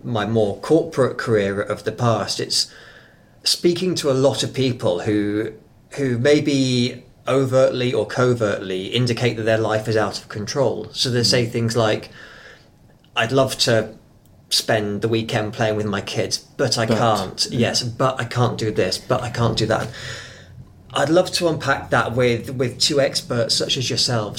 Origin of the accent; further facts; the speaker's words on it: England, United Kingdom; now in New Zealand; I am actually from England